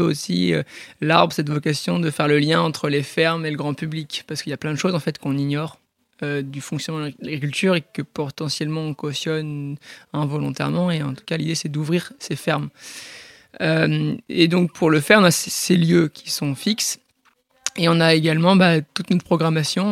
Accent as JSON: {"language": "French", "town": "Port-en-Bessin", "region": "Normandy", "country": "France", "tie": "born or raised there", "also_born_or_lived": "Bayeux"}